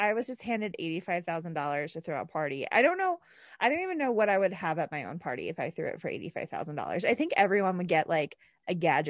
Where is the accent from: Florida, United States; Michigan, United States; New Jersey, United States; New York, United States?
New Jersey, United States; I'm also from New Jersey